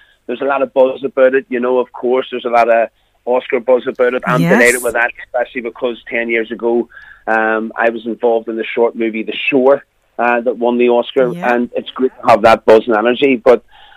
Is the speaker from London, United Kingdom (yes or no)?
no; Belfast, Northern Ireland, United Kingdom; accent: Belfast